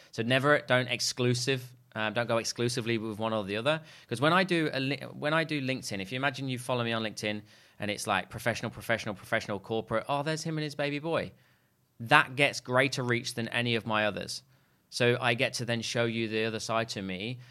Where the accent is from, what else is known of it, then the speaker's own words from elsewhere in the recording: Leicester, East Midlands, United Kingdom; moved away; I'm actually from a place called Leicester in the U K.